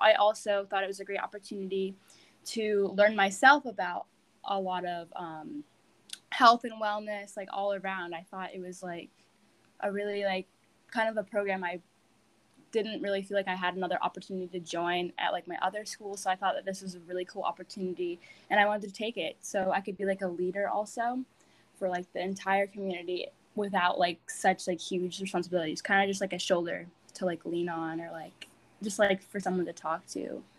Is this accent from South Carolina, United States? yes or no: no; Great Barrington, Massachusetts, United States; I'm a current junior, and I'm from Great Barrington, Massachusetts.